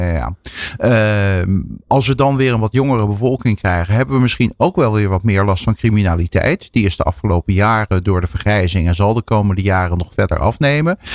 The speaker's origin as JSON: {"language": "Dutch", "country": "Netherlands", "said": "als Nederlanders."}